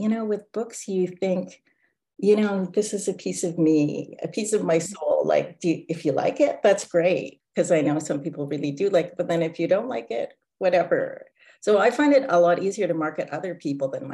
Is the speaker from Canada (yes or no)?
yes; Canada; now in Vancouver, Canada; being Canadian, and you basically grow up with that. So like at my high school, we had a hockey team